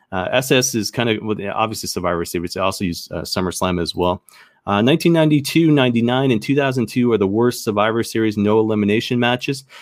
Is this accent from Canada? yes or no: yes; Canada; I'm Canadian